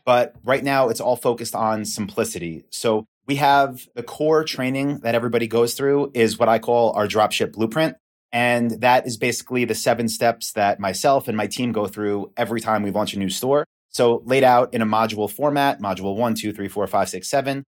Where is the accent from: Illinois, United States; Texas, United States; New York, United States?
New York, United States; Long Island; accent: East Coast; now in Austin, United States; I'm from New York, from Long Island.